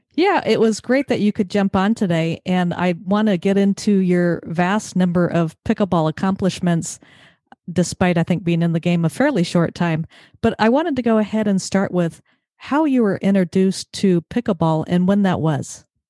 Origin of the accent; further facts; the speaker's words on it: Mission Viejo, California, United States; Southern Orange County, Mission Viejo